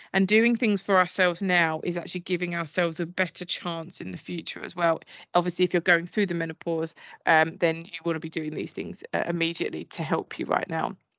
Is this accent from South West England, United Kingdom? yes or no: no; Essex, East of England, United Kingdom; I'm from Essex